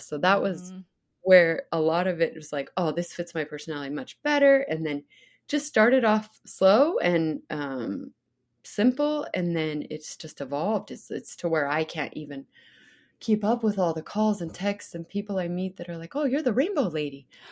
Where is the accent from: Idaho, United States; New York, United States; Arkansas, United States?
Idaho, United States; also born or lived in Sun Valley, Idaho; growing up in Idaho